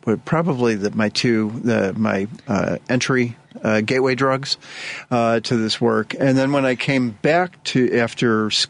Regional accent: Chicago, Illinois, United States; also born or lived in Highland Park, Illinois; I grew up here in Chicago.

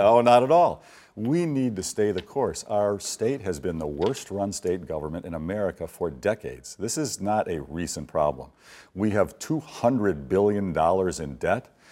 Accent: Illinois, United States; I was born and raised in Illinois

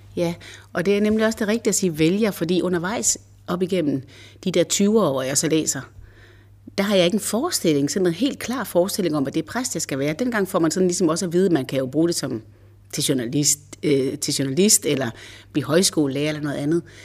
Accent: Varde, Southern Denmark, Denmark; moved away as an adult; also born or lived in Copenhagen / Zealand; now in Hørsholm, Denmark; Jeg er ikke sjællænder. Jeg er vestjyde. Jeg kommer fra Varde. Og da jeg blev student i 85, så rejste jeg direkte til København.

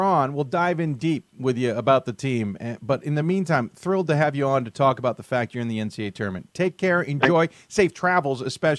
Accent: Chicago, Illinois, United States; moved away; I grew up in Chicago

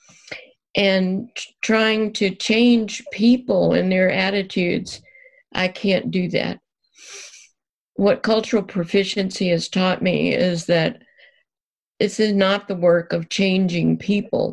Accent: Deep South, United States; moved away; I was born and raised in the Deep South

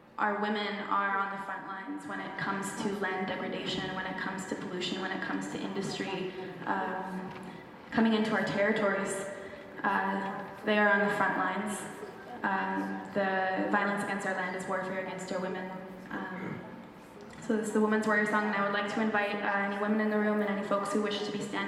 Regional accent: Tla'amin Nation, British Columbia, Canada; I'm from the Tla'amin Nation.

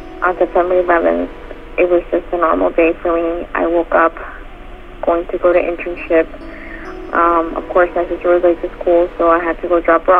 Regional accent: New Jersey, United States; for my sister and myself, it was even harder because we were born and raised in New Jersey, 10 minutes away from New York City. And for me, I grew up in New York City and seeing those Twin Towers.

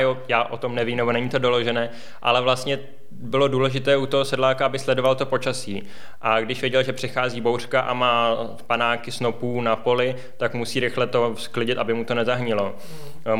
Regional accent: Plzeň, Plzeň Region, Czechia; jsem rodilý Plzeňan

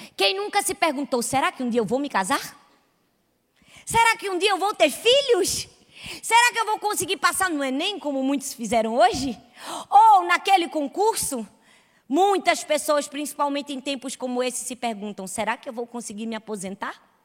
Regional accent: Recife, Pernambuco, Brazil; Eu sou de Recife

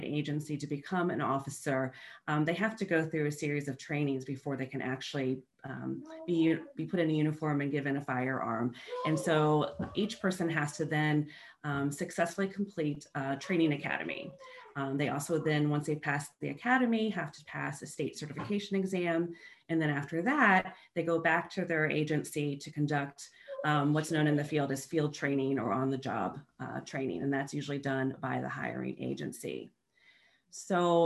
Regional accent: Northern Virginia, United States; I grew up in Northern Virginia

